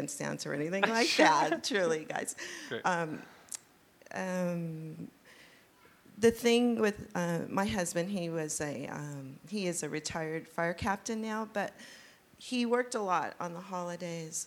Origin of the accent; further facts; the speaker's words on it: California, United States; I grew up here. You know, I'm Mexican American, but very Americanized